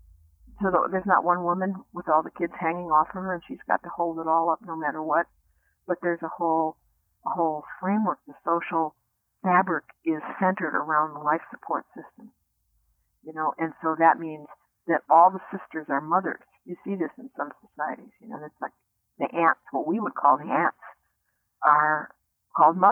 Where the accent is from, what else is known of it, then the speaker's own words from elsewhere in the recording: United States; I grew up in the United States